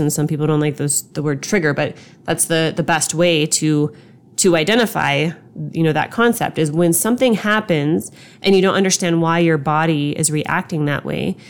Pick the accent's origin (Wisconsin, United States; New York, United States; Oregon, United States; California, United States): California, United States; Long Beach; I was born in Long Beach